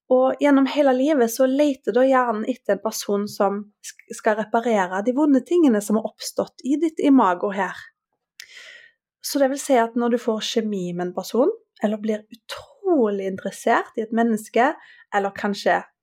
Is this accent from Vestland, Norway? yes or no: no; Haugesund, Rogaland, Norway; moved away as an adult; now in Oslo, Norway; fra Haugesund